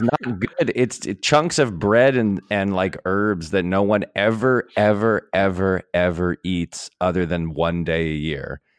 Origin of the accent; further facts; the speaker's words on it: New England, United States; I'm from New England